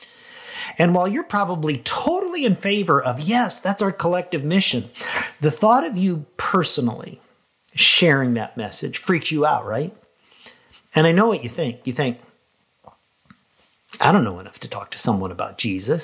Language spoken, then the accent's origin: English; Lincoln, Illinois, United States; my hometown of Lincoln, Illinois